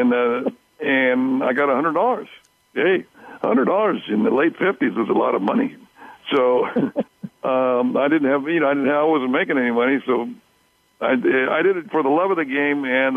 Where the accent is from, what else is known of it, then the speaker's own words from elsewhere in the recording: Sagar, California, United States; my hometown of Sagar, California